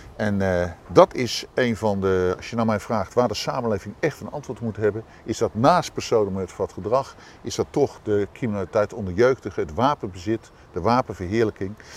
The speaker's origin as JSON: {"language": "Dutch", "town": "The Hague", "region": "South Holland", "country": "Netherlands", "said": "als Hagenaar"}